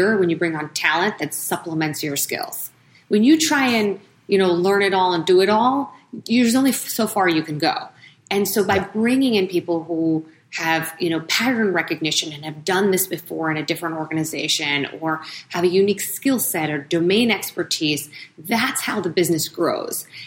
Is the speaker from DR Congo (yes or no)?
no; New York, United States; being a New Yorker